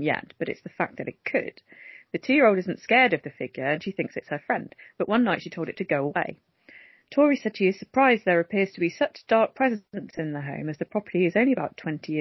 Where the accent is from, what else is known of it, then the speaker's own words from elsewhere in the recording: Coventry, West Midlands, United Kingdom; now in Earlsdon, Coventry, United Kingdom; born and brought up there, thank you very much. I'm from Holbrooks